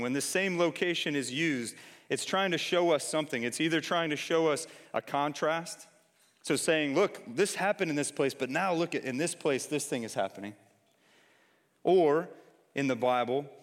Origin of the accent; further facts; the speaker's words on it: Detroit, Michigan, United States; moved away; I'm from Detroit originally.